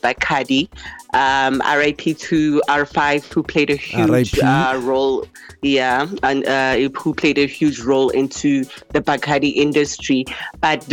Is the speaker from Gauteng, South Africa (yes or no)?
yes; Pretoria, Gauteng, South Africa; I'm from Pretoria representing Soshanguve.